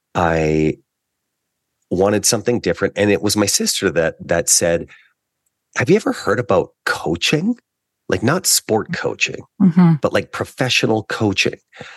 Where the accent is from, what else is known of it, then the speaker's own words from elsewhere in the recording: Canada; Well, one of the gifts of being a Canadian athlete is you get a year of tuition for each of the years that you're a national team athlete.